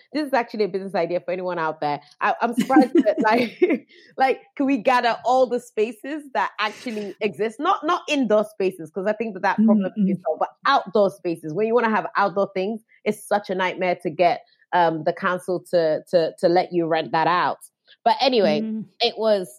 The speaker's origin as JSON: {"language": "English", "country": "Nigeria", "moved": "yes", "lives_now": "London, United Kingdom", "said": "I'm Nigerian"}